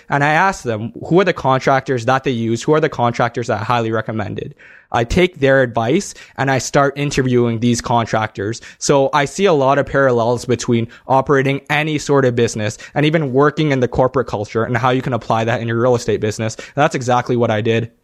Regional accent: Toronto, Ontario, Canada; I'm from Toronto

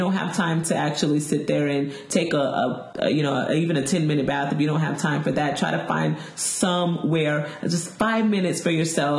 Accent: Florida, United States; I'm from Florida, so that's what I associate home with.

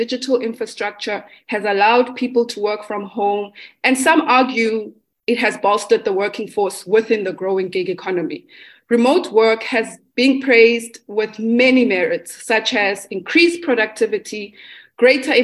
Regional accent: South Africa; I am a South African Black femme.

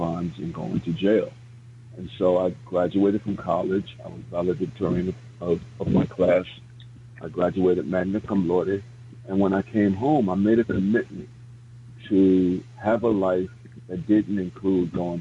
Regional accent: New York City, New York, United States; I was born and raised in the South Bronx in Soundview Projects

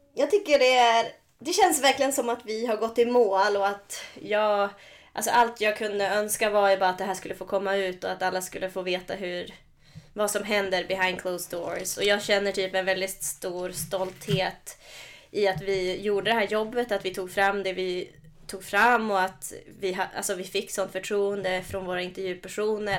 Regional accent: Norrland, Sweden; min norrländska sida

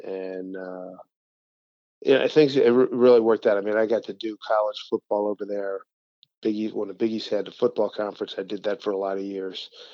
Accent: Philadelphia, Pennsylvania, United States; moved away as an adult; also born or lived in West Virginia; growing up in Philly

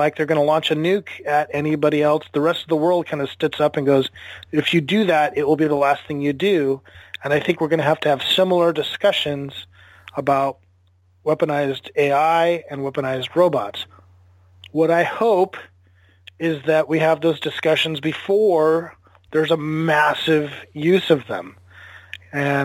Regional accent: United States; as an American

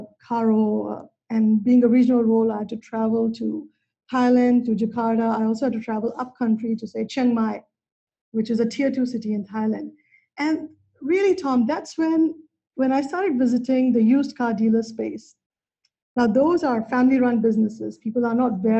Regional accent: India; moved away; I grew up in India

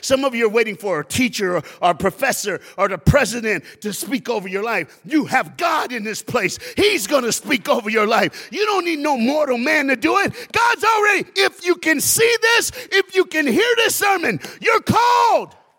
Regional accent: Knoxville, Tennessee, United States; We grew up together in Knoxville, Tennessee

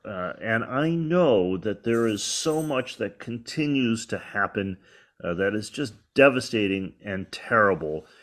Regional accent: Detroit, Michigan, United States; moved away; I grew up in Detroit

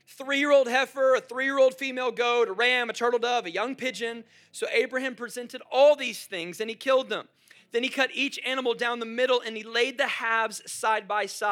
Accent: Jacksonville, Florida, United States; moved away; I come from Jacksonville, so we have the Jaguars.

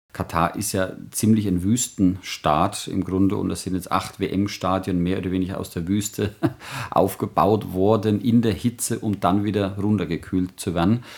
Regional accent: Germany; als, als Deutsche

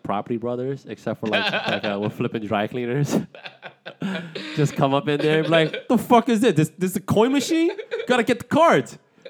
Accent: New York City, New York, United States; I grew up in the Bronx

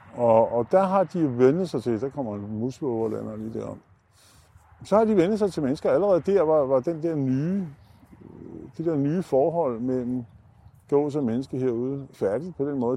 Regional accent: Gentofte, Capital Region of Denmark, Denmark; da jeg var barn i Gentofte Sø

